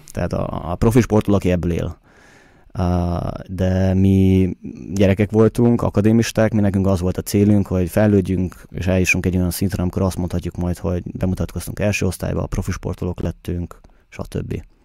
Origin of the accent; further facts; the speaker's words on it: Budapest, Hungary; now in Vienna, Austria; Budapesten születtem, ugye ott nőttem fel